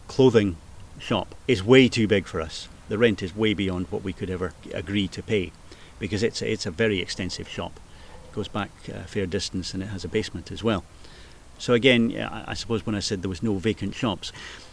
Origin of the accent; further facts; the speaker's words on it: Edinburgh, Scotland, United Kingdom; I was born and bred in Portobello. I've lived the majority of my life in Portobello